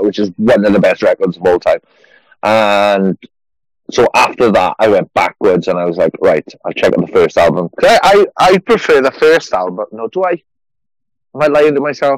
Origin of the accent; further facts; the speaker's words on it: Merthyr Tydfil, Wales, United Kingdom; 30 miles north of Cardiff. Wales.